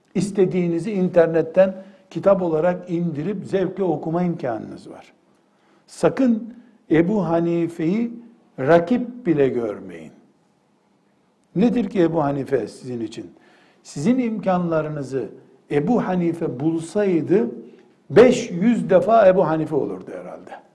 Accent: Black Sea Region, Turkey; Ben Karadenizliyim.

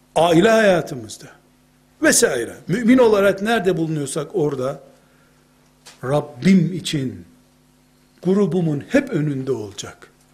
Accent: Black Sea Region, Turkey; Bizim Karadeniz'de

